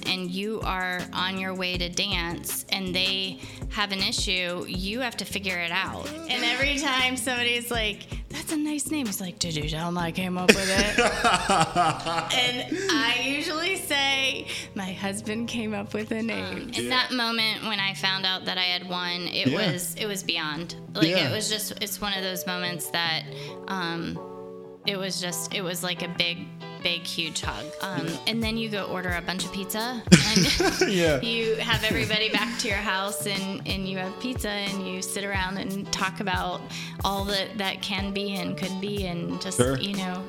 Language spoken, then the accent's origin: English; Florida, United States; also born or lived in Beaver; And then we grew up in Florida. We started in Jacksonville and went all the way down to the southern tip of Key West.